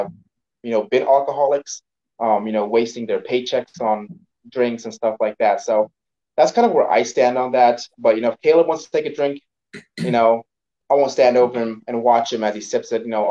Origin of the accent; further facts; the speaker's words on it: Belize; moved away; I grew up in Belize